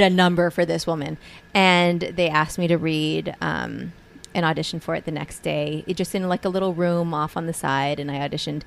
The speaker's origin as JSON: {"language": "English", "region": "Hawaii", "country": "United States", "said": "we're from Hawaii."}